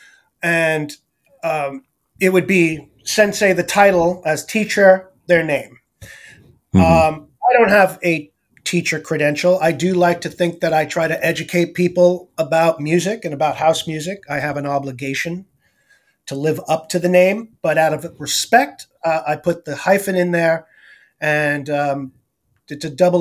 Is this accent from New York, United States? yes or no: yes; New York City, New York, United States; moved away as an adult; also born or lived in Bensonhurst, Brooklyn; now in San Francisco Bay Area, United States; So I'm originally from Brooklyn, New York.